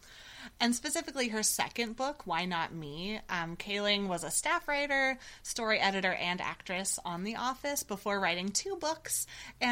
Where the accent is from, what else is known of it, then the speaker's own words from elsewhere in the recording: Ojai, California, United States; I was raised in Ojai, California